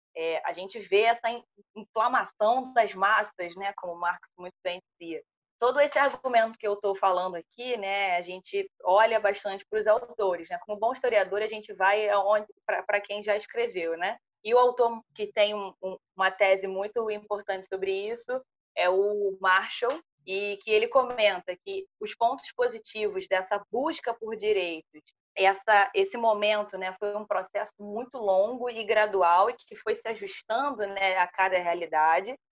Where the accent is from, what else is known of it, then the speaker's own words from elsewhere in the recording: Brazil; a gente teve tudo muito dado nós brasileiros